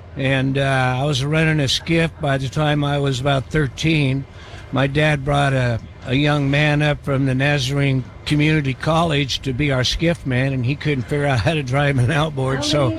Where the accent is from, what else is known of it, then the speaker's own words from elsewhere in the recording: Idaho, United States; born there; I was born in Idaho, and I think Bob is right.